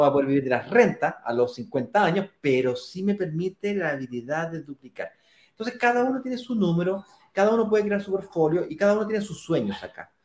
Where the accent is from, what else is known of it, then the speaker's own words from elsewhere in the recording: Chile; ahí trabajo como cualquier chileno clase media normal que me jubilo a los 65